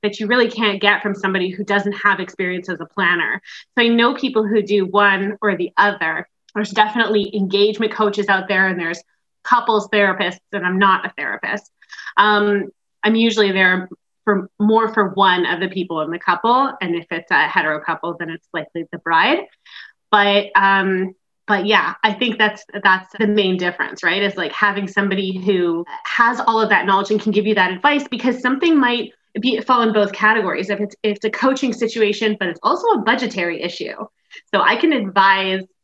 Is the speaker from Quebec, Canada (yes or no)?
yes; Montreal, Quebec, Canada; I am from Montreal, Quebec in Canada